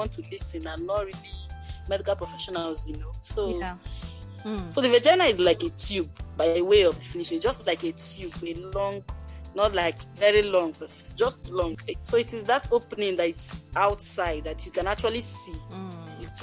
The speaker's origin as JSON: {"language": "English", "country": "Nigeria", "said": "I'm a Nigerian registered nurse"}